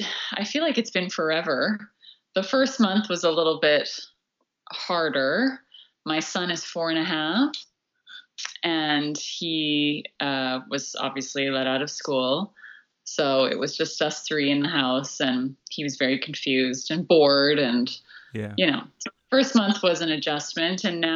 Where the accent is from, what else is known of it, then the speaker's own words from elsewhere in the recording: Hawaii, United States; also born or lived in White Rock, Canada; But I was born in White Rock, and we were there, I think, for a month. And then we moved to Hawaii because my grandparents managed a really tiny inn in West Maui.